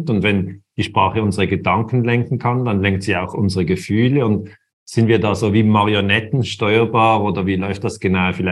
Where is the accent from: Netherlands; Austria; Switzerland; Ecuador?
Switzerland; born there; ich bin in der Schweiz geboren und bin hier in der Nähe von Basel.